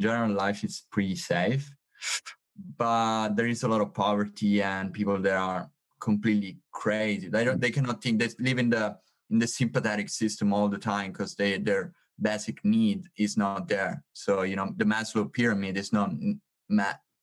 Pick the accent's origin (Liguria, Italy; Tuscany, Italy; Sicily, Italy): Sicily, Italy; English is a second language; I'm from Sicily.